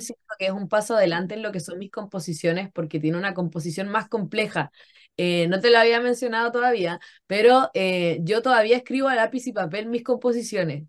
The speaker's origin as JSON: {"language": "Spanish", "town": "Concón", "region": "Valparaíso", "country": "Chile", "tie": "born or raised there", "moved": "as an adult", "said": "yo nací y crecí en Concón. Yo he estado en Chile toda mi vida"}